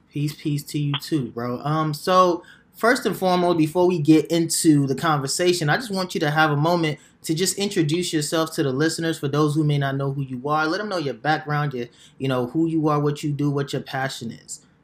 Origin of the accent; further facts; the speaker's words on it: Nigeria; now in United States; I was born in Nigeria